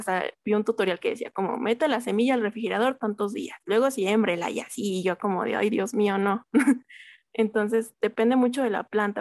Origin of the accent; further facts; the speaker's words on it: Mexico City, Mexico; yo soy de la Magdalena Contreras y aquí este, generalmente es una zona muy fresca